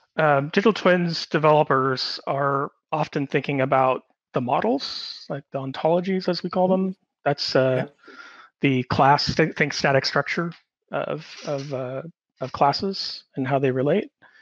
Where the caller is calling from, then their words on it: Sydney, New South Wales, Australia; I'm calling from Sydney, Australia